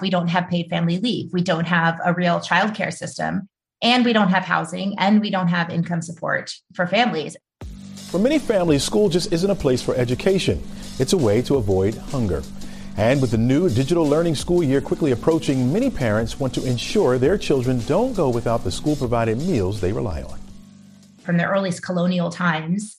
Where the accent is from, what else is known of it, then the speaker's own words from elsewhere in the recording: New Orleans, Louisiana, United States; now in Brooklyn, United States; I had been a reporter when Katrina hit my hometown